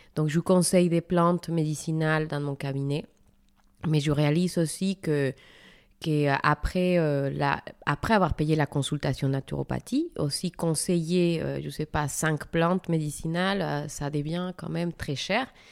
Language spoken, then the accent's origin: French; Mexico; moved away as an adult; now in France; mon pays d'origine, le Mexique.